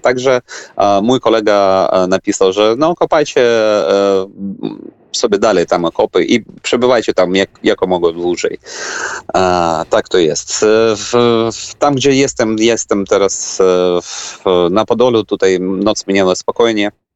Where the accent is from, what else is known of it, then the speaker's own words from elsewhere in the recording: Ukraine; Polish is a second language; jako Ukrainiec